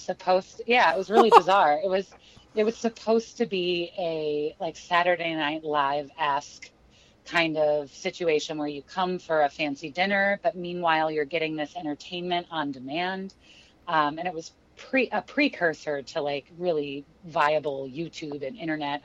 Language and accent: English; St. Louis, Missouri, United States; moved away as an adult; also born or lived in Kansas City, Missouri / Chicago; I grew up in St. Louis, Missouri